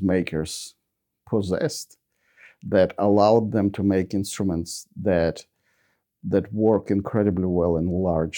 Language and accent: English; Ukraine; now in Australia; I was born in Ukraine